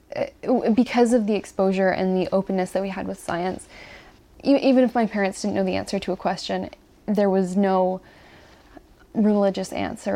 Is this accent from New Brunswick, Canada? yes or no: no; Ontario, Canada; I am from Ontario, and I was raised in a family